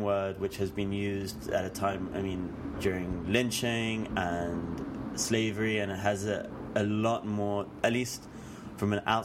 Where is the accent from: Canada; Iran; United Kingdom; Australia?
United Kingdom; now in New York, United States; Being British